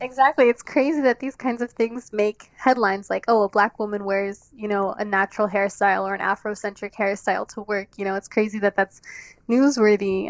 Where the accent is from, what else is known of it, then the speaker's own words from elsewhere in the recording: Washington, District of Columbia, United States; I'm from Washington, D C, born and raised.